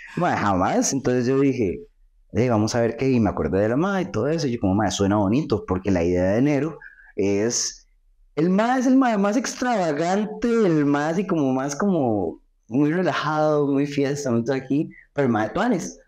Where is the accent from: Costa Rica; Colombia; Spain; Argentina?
Costa Rica; yo soy de Costa Rica